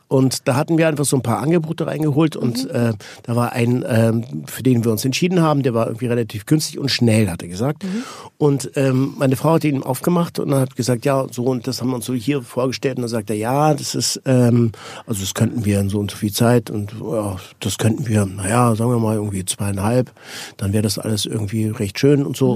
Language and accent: German; Switzerland; Ich bin Schweizer